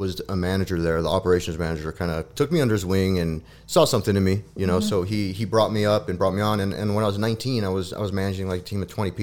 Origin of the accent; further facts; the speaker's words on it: Albuquerque, New Mexico, United States; moved away as an adult; now in Colorado, United States; I was from New Mexico, from Albuquerque